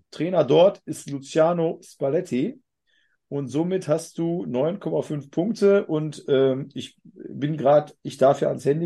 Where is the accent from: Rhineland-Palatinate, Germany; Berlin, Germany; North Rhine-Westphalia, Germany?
North Rhine-Westphalia, Germany; ein 1-1 gegen Essen, also nichts gegen Rot-Weiß Essen. Ich komme ja aus der Gegend